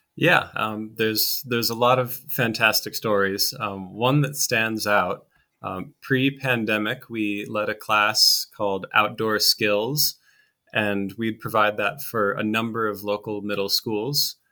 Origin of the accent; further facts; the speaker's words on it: Austin, Minnesota, United States; moved away; my hometown, um, Austin, Minnesota, very small town in, in southern Minnesota